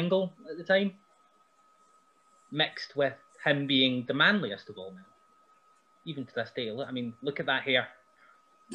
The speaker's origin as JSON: {"language": "English", "area": "Helmsworth", "region": "Scotland", "country": "United Kingdom", "tie": "born or raised there", "said": "I got to wrestle in my hometown"}